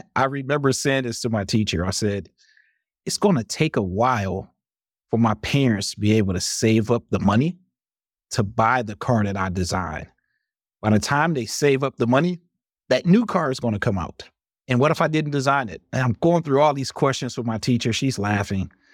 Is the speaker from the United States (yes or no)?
yes; Highland Park, Michigan, United States; moved away as an adult; also born or lived in Detroit / Madison, Wisconsin; I grew up in Michigan in a city called Highland Park